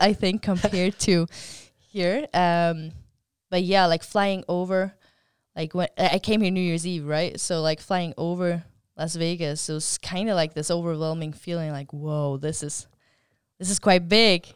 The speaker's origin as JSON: {"language": "English", "country": "Faroe Islands", "said": "I come from the Faroe Islands"}